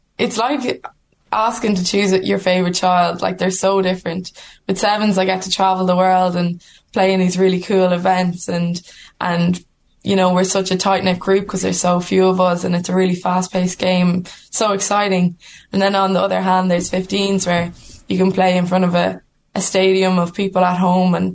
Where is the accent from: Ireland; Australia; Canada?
Ireland; we're Irish women playing rugby for Ireland